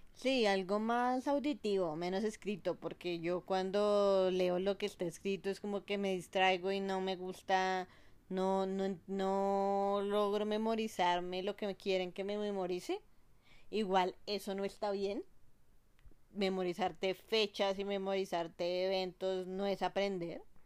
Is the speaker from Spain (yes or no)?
no; Colombia; also born or lived in United States; cuando estoy aquí, en mi país, en Colombia